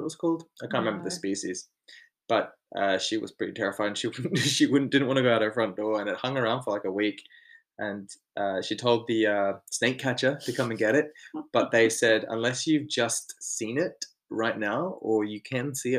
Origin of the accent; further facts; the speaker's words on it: Australia; now in United Kingdom; Everyone I talk to in the UK, like when they find out I'm from Australia